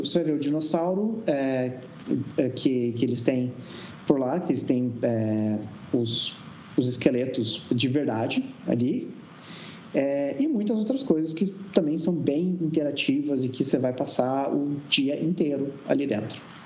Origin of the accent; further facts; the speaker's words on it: Brazil; also born or lived in Curitiba, Brazil; now in Berlin, Germany; quando eu era criança no, no Brasil